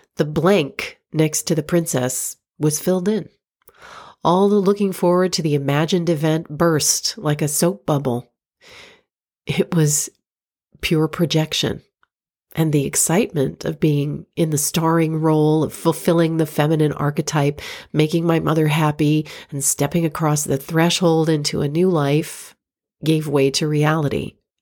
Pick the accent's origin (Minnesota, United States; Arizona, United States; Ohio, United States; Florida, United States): Florida, United States; moved away as an adult; also born or lived in New York; my hometown in Florida